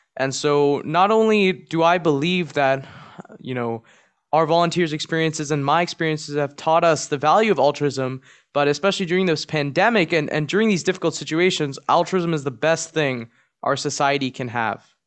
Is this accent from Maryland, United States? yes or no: yes; Maryland, United States; Maryland, which is my home state